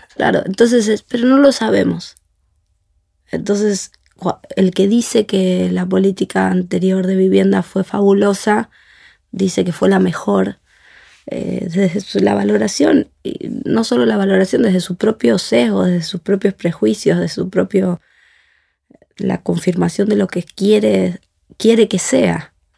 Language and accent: Spanish; Argentina; nosotros como argentinos